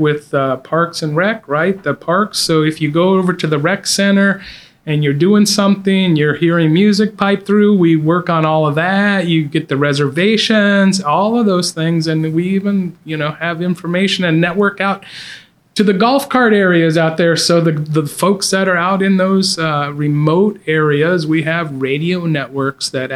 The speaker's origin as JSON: {"language": "English", "town": "Globe", "region": "Arizona", "country": "United States", "tie": "born or raised there", "also_born_or_lived": "Bangkok, Thailand / Tucson, Arizona", "said": "I claim Arizona."}